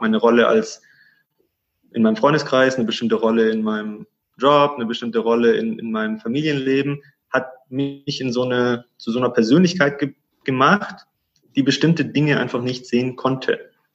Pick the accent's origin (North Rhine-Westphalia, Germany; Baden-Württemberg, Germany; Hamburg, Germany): Baden-Württemberg, Germany; Stuttgart; moved away as an adult; now in Cyprus; ich bin gebürtiger Stuttgarter, gebürtiger Schwabe und habe da meinen, ja, den größten Teil meines Lebens verbracht, 30 Jahre